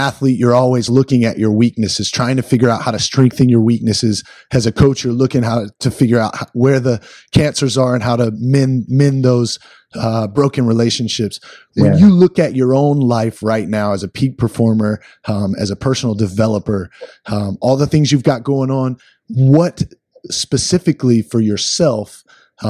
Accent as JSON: {"language": "English", "town": "Easley", "region": "South Carolina", "country": "United States", "tie": "born or raised there", "said": "I grew up 15 minutes outside of Clemson in a little town called Easley, South Carolina"}